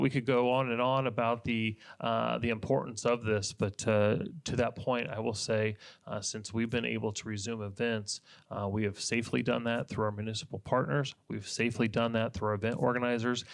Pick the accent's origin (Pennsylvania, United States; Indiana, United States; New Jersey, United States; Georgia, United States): Indiana, United States; moved away as an adult; now in Polk County, Florida, United States; I was from Indiana